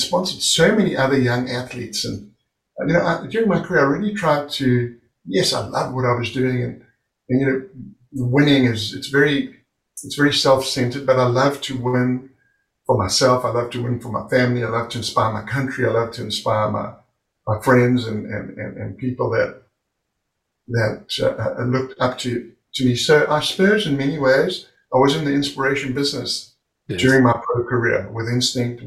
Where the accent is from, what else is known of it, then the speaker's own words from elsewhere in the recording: South Africa; moved away as an adult; I'm over from South Africa